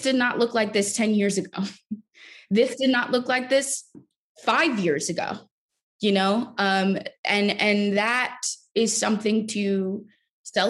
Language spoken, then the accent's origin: English; New York City, New York, United States; I'm from Brooklyn. I'm from New York